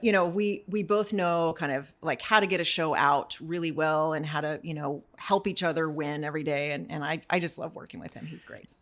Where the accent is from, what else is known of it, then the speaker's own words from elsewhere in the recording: North Central Texas, United States; moved away; I grew up in North Central Texas and being a teenager there